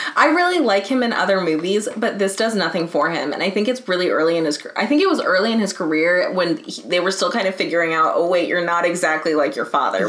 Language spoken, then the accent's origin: English; United States; as an American